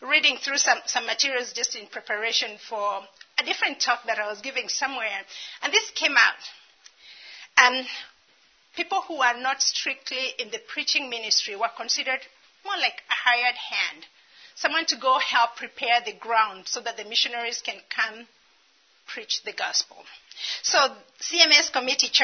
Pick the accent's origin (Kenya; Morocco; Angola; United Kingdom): Kenya; moved away as an adult; also born or lived in Dallas; I'm Kenyan